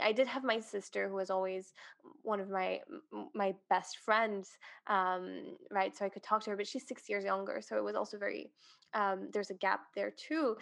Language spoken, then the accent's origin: English; Switzerland; moved away as an adult; now in Dubai, United Arab Emirates; I am originally from Switzerland and have been living in Dubai for two years now